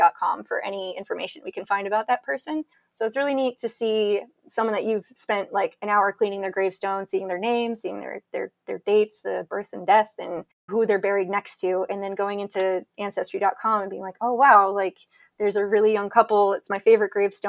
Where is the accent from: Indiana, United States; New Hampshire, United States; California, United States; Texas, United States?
New Hampshire, United States; New Boston; I'm from New Boston, New Hampshire, and our cemetery has a stone